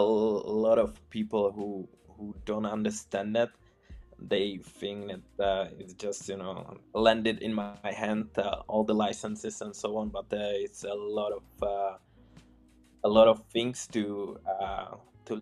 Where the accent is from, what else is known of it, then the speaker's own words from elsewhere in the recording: Czechia; first language Czech; English is a second language; moved away as an adult; now in Poland; I'm from Czech Republic and I moved to Poland.